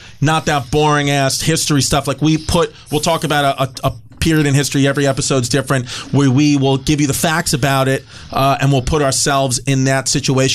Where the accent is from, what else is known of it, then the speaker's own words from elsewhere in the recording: New York City, New York, United States; growing up in Bay Ridge, Brooklyn